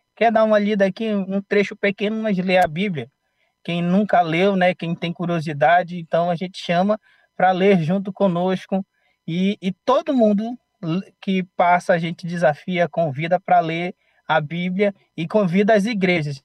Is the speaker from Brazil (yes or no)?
yes; Amapá, Brazil; moved away as an adult; now in Aracaju, Brazil; sou do estado do Amapá, mas moro em Aracaju agora, Sergipe